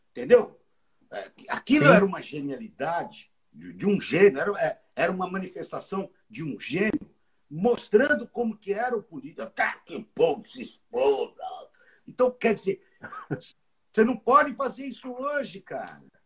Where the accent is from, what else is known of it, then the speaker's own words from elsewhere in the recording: Brazil; moved away as an adult; now in United States; eu sou do Jardim Maringá